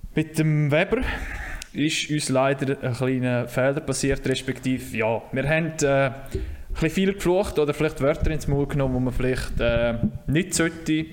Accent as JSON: {"language": "German", "region": "Graubünden", "country": "Switzerland", "said": "Aber wir Bündner"}